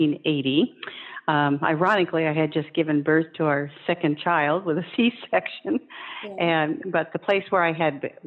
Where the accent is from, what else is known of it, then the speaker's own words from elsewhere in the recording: Olympia, Washington, United States; I was born and raised in Olympia